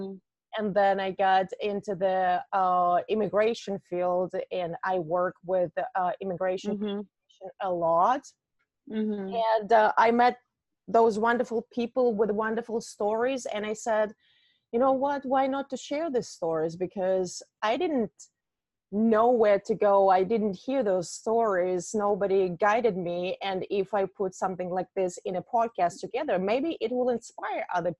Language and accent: English; Siberia, Russia; moved away as an adult; now in United States; I'm from Russia myself, from Siberia. I came mm-hmm. to the United States in 2012